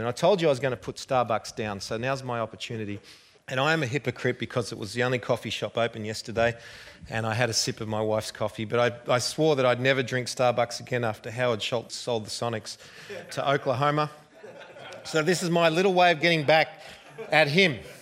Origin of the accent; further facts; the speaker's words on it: Australia; accent: Australian; I hope you've understood my accent. I'm not quite as bad as Crocodile Dundee